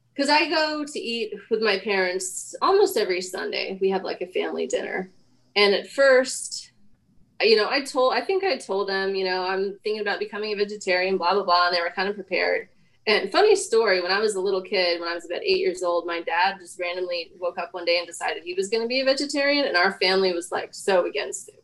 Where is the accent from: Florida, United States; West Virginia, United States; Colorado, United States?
Colorado, United States; Denver; I mean, I was born, I grew up in Denver.